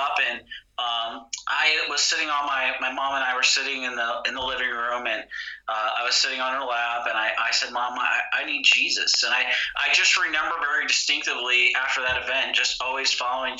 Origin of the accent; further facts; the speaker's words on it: United States; also born or lived in greater LA area; I'm an American